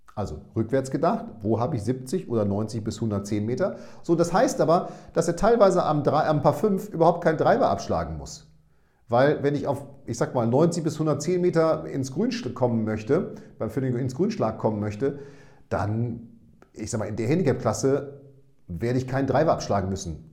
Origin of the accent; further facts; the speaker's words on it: Münster, North Rhine-Westphalia, Germany; now in Bremen, Germany; in meine Geburtsstadt zu meinen Eltern